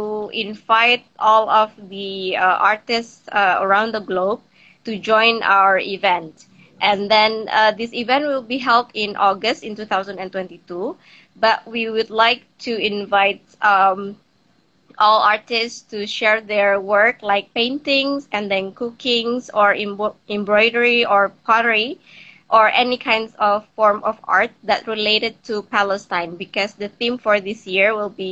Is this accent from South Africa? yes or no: no; Jakarta, Indonesia; here in my hometown in Jakarta, Indonesia.